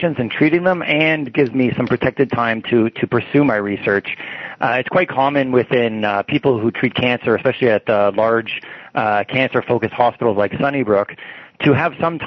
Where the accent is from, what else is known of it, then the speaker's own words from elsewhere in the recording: Toronto, Ontario, Canada; I grew up in Toronto